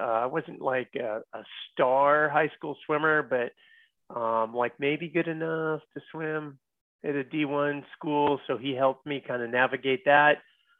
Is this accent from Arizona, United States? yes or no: no; San Francisco Bay Area, Northern California, United States; So I'm from Northern California, and I have a sister and my two parents. Grew up in the Bay Area, San Francisco Bay Area.